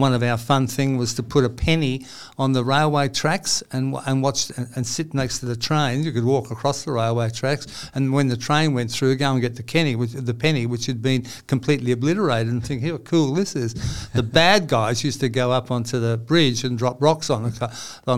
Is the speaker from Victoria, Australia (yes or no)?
no; Sydney, New South Wales, Australia; also born or lived in Newcastle / Nelson Bay / Revesby / Panania; I did grow up in Sydney. I was born in Paddington